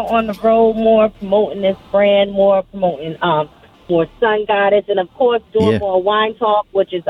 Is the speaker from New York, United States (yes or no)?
yes; New York, United States; I'm from Westchester County.